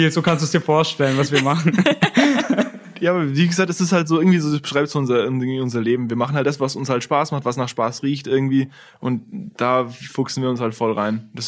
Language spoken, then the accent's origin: German; Italy; also da bin ich auch sehr viel groß geworden in Italien. Ich, ich spreche auch Italienisch